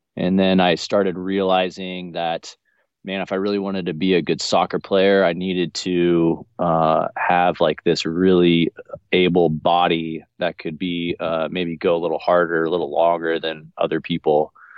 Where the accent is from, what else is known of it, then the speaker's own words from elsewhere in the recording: Garden Valley, United States; also born or lived in Orange, California; now in Florida, United States; where I was born in Southern California in uh, Orange County in the city of Orange. Um, I, my parents had us living there the first eight years of my life before we moved up to Garden Valley here